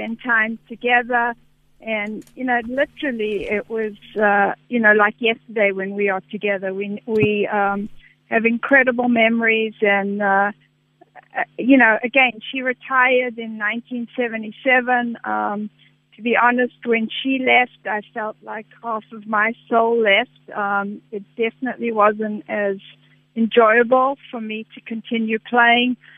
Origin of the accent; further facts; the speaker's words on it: Johannesburg, Gauteng, South Africa; moved away; I grew up in Johannesburg